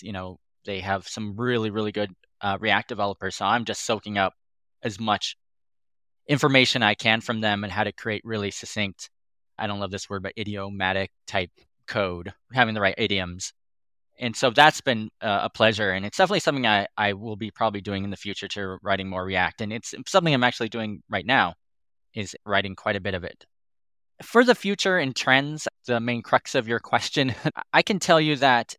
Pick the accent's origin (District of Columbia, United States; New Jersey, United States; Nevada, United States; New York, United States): Nevada, United States; Reno; I grew up here in Reno, Nevada, and I've been working in tech since I graduated college.